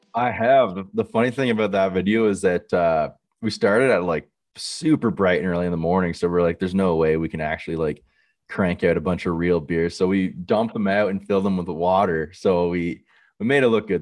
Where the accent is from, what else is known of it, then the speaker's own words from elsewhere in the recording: Millbrook, Ontario, Canada; my hometown is in Millbrook